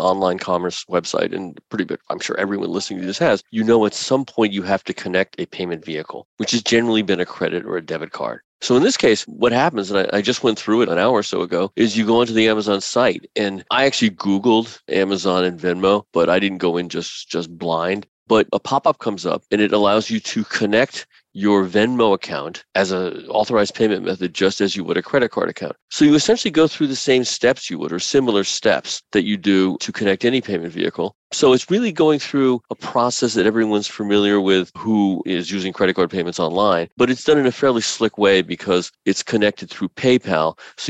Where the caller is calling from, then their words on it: New York City, New York, United States; Actually, New York City. So it's been cold, but we are fortunate that we don't have any snow right now.